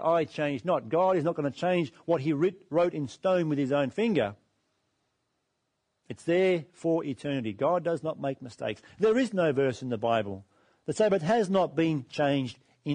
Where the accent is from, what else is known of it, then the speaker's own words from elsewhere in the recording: Australia; We live in Australia